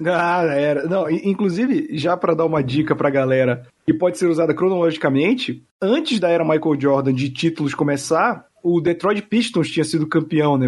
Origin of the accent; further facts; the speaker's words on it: Belém, Pará, Brazil; now in São Paulo, Brazil; Eu moro em São Paulo, eu sou de Belém